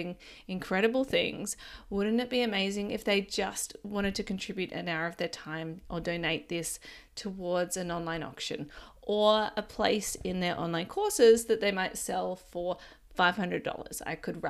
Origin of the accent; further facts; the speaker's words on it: Ballina, New South Wales, Australia; even my hometown of Ballina